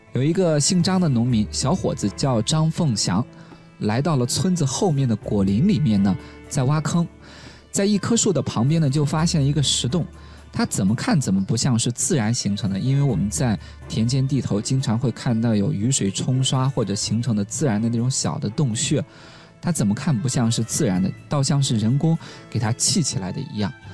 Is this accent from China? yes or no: yes; Shaanxi, China; 我的家乡陕西